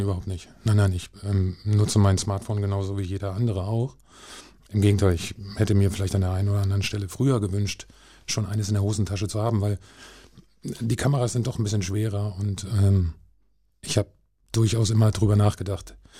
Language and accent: German; Hanover, Lower Saxony, Germany; also born or lived in Barsinghausen; ich bin in Hannover aufgewachsen